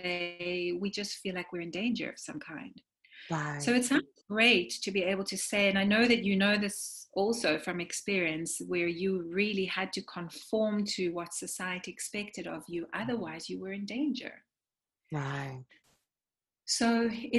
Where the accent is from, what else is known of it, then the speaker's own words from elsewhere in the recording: South Africa; moved away; as an immigrant, you know, I grew up in South Africa